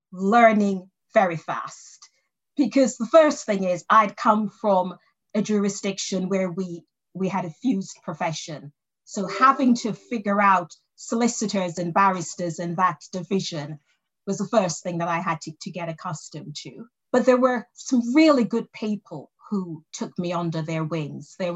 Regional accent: England, United Kingdom; born there; I was born in in England.

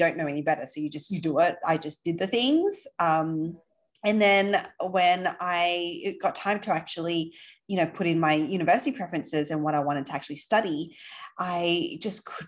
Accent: Sydney, New South Wales, Australia; accent: Aussie; now in New York, United States; I grew up in Sydney.

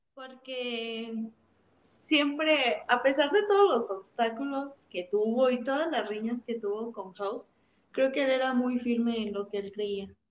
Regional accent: Cortazar, Guanajuato, Mexico; De Cortázar, Guanajuato

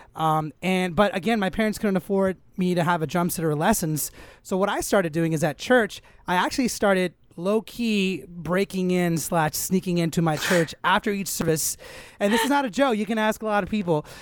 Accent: Los Angeles, California, United States; I grew up here in Los Angeles, born and raised

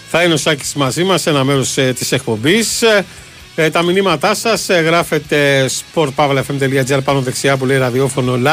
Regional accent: Loutraki, Peloponnese, Greece; στην ιδιαίτερη πατρίδα μου το Λουτράκι που παλεύουν με τη φωτιά.

